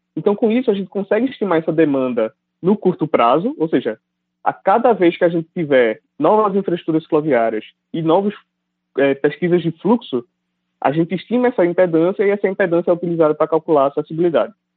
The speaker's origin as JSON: {"language": "Portuguese", "town": "Recife", "region": "Pernambuco", "country": "Brazil", "tie": "born or raised there", "moved": "as an adult", "lives_now": "São Paulo, Brazil", "said": "eu sou natural de Recife, Pernambuco"}